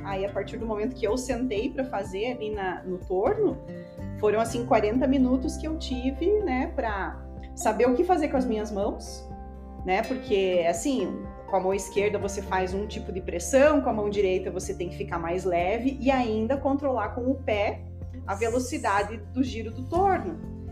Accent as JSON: {"language": "Portuguese", "town": "Rio Negrinho", "region": "Santa Catarina", "country": "Brazil", "said": "eu sou de Rio Negrinho, moro lá agora"}